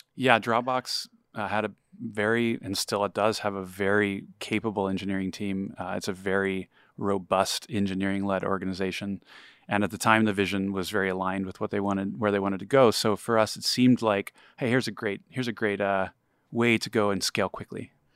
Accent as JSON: {"language": "English", "region": "Texas", "country": "United States", "tie": "born or raised there", "said": "I grew up in Texas"}